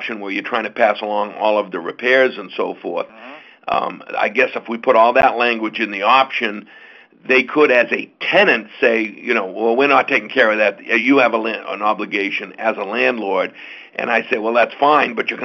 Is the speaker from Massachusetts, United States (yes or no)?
yes; Boston, Massachusetts, United States; Up in the Boston area